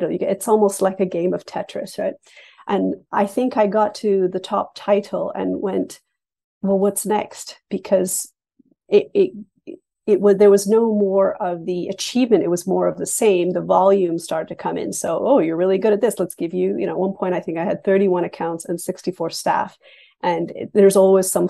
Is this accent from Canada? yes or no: yes; Canada; also born or lived in England; because I was born in England and then raised in Canada. And I have the distinction of immigrating to Canada three times.